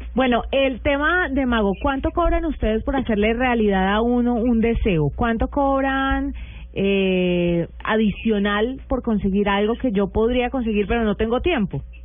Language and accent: Spanish; Buga, Valle del Cauca, Colombia; yo crecí en Buga, yo no estaba en la metrópoli